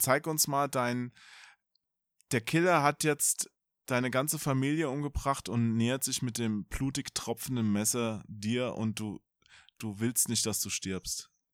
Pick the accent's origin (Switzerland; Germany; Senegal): Germany; Hesse; ich bin ja Hesse, ich verschlucke ja immer die Endungen